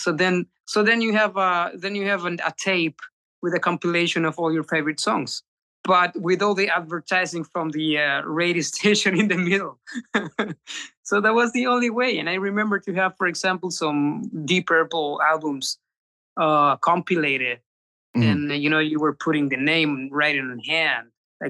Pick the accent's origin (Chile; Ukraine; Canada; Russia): Chile; now in Spain; Yeah. Yeah. I moved from Chile to Spain. Yeah.